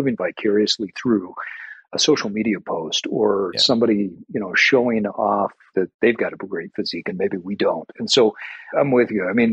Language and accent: English; Utah, United States; I grew up in Utah, and our home that I grew up in was about two or three blocks away